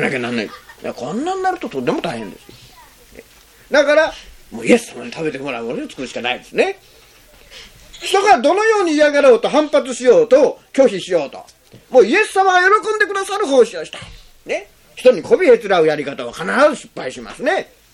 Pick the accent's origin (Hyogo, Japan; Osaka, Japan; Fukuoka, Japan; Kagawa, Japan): Kagawa, Japan; Zentsuji; moved away; 私の生まれたところは善通寺っていうところですよねそれまずっとこういう田舎の方ですけどね